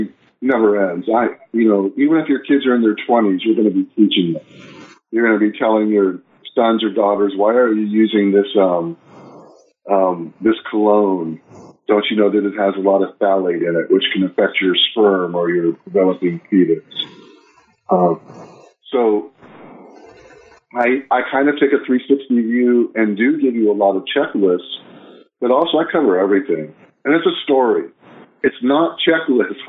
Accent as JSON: {"language": "English", "town": "Los Angeles", "region": "California", "country": "United States", "tie": "born or raised there", "said": "I grew up in Los Angeles"}